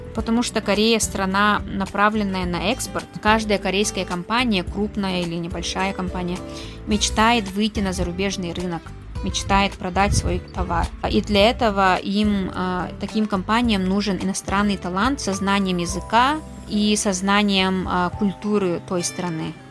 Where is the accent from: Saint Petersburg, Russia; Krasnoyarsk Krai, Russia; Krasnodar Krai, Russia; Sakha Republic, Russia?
Sakha Republic, Russia; Maya; moved away as an adult; also born or lived in Mongolia / Daejeon, South Korea; now in Seoul, South Korea; я родилась и выросла в Мегино-Кангаласском Улусе, село Мая